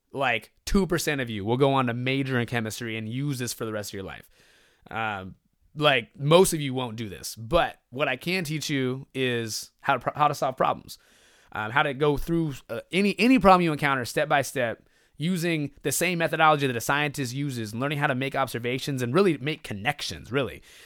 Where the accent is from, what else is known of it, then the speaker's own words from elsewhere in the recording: Stockton, California, United States; also born or lived in Greenwood, Mississippi; trickling back to home, to, to Stockton, to my hometown